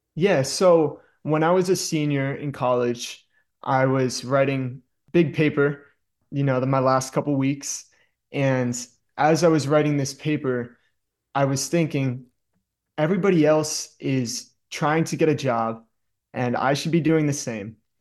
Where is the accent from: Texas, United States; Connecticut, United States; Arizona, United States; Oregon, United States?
Connecticut, United States; Danbury; also born or lived in upstate New York; I'm from Danbury, Connecticut. I love it here. That's why I'm back.